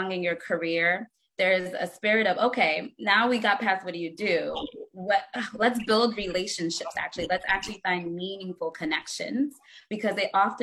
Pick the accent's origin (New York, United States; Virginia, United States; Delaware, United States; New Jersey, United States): Virginia, United States; Alexandria; also born or lived in Ghana; I grew up in Northern Virginia, actually, by way of Ghana. I was born in Ghana. My parents are Ghanaian and came to the DC area, particularly Alexandria, Virginia, at the age of 7